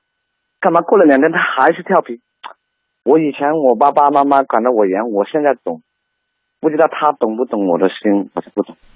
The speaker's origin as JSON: {"language": "Chinese", "region": "Guangxi", "country": "China", "moved": "yes", "lives_now": "Guangdong, China", "said": "因为我是广西的嘛"}